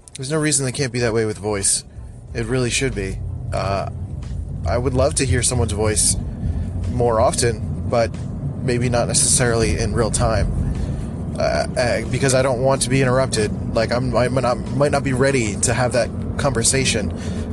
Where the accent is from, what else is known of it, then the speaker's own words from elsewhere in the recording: Philadelphia, Pennsylvania, United States; I'm from Philly, so everyone sounds like nasally and annoying, um, including me sometimes.